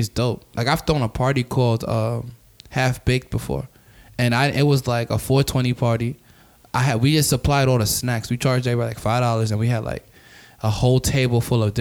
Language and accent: English; New York, United States; I'm African and I'm from New York